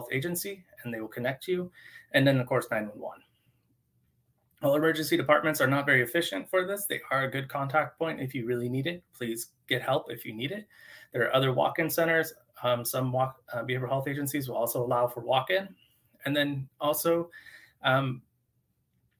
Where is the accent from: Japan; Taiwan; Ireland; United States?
United States; Eastern Washington; moved away; I was originally from Eastern Washington and I moved across the state